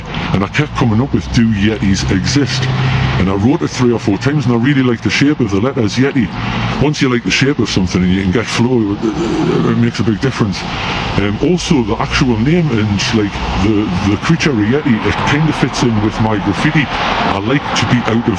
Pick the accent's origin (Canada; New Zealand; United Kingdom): United Kingdom; Newcastle upon Tyne, North East England; also born or lived in Peterlee, County Durham; Moved to Newcastle when I was about 9, 10 years old. I moved from Durham